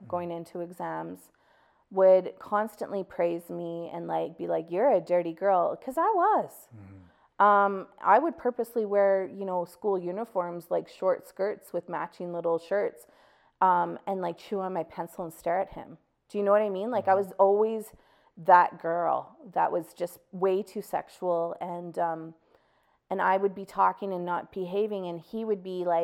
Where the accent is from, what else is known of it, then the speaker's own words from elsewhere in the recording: Calgary, Alberta, Canada; I grew up in Bowness